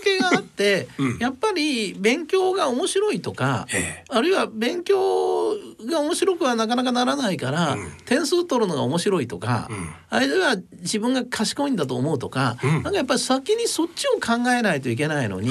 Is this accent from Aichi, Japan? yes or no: no; Moriguchi, Osaka, Japan; 僕は生まれたのは大阪の市内なんですね。それで、えー、ちっちゃい頃にえー、まあ大阪の真下町 郊外ってっていうのが森口市っていうのがあるんですけど